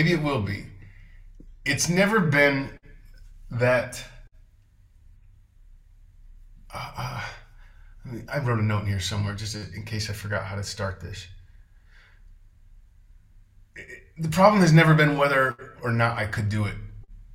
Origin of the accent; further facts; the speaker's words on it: Texas, United States; also born or lived in Seattle / Los Angeles; now in Porto, Portugal; I grew up mostly in Texas